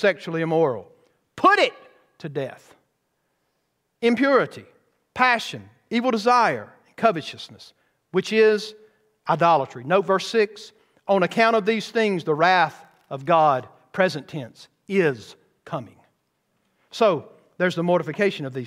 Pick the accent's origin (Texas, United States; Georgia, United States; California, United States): Georgia, United States; Bowman Baptist Church; growing up in Bowman Baptist Church